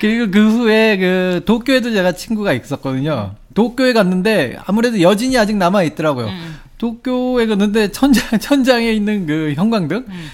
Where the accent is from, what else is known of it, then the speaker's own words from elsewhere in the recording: South Korea; now in Japan; 그 한국 사람으로서